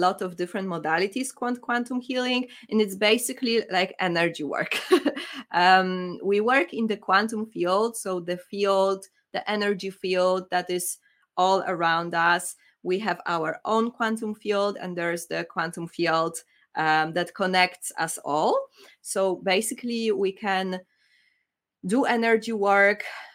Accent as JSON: {"language": "English", "country": "Poland", "moved": "yes", "lives_now": "United Kingdom", "said": "I'm from Poland."}